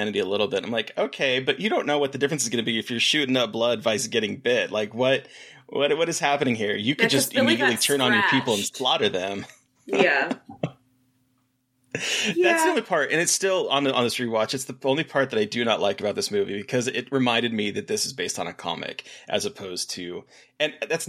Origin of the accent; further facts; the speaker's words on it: Alaska, United States; in this place that I grew up in Alaska